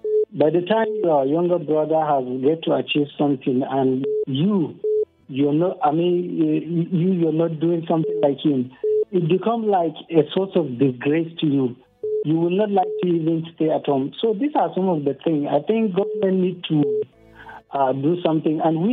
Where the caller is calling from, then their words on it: Pankshin, Plateau, Nigeria; I'm calling from Pangshin.